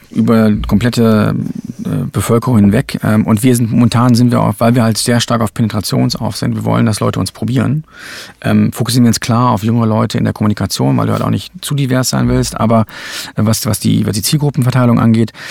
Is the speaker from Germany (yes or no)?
yes; Germany; ich bin in Deutschland aufgewachsen, da wusste ich überhaupt nichts von.